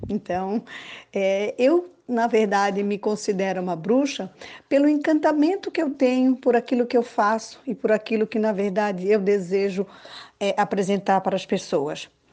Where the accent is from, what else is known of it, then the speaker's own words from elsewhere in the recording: Florianópolis, Santa Catarina, Brazil; nasci em Florianópolis, esse lugar encantador e maravilhoso